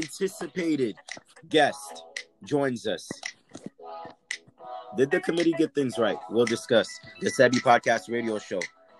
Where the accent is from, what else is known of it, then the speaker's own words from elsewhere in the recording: Orlando, Florida, United States; officially not in my hometown anymore, Mike, in Orlando.